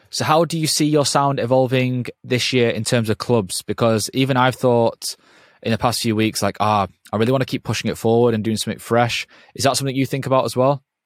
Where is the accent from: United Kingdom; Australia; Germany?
United Kingdom; England; because I'm from England